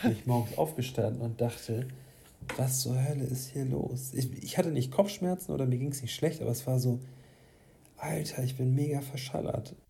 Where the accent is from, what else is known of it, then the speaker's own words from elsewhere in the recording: Hamburg, Germany; ich komm aus so einem Stadtteil, äh, aus Duvenstedt